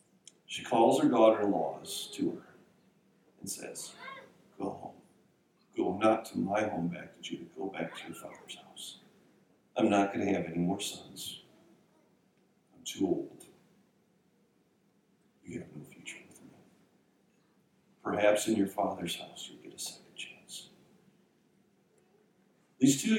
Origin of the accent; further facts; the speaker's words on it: Minnesota, United States; I grew up in Minnesota